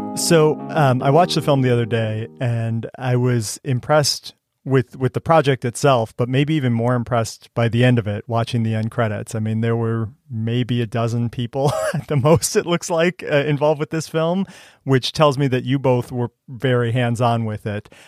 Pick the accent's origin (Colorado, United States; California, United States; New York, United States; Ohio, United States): Ohio, United States; Cleveland; moved away as an adult; also born or lived in Missouri; I grew up outside of Cleveland, Ohio